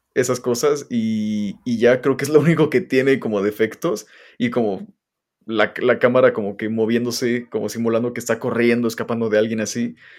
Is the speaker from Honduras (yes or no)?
no; Mexico; Soy mexicano